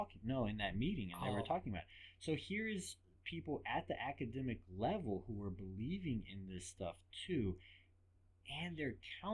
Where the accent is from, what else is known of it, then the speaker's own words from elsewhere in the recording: England, United Kingdom; Oh, man, I grew up in England.